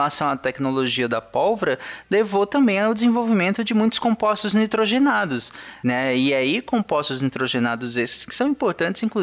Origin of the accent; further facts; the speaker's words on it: Bahia, Brazil; now in Goiânia, Brazil; Sou baiano, né? Mas moro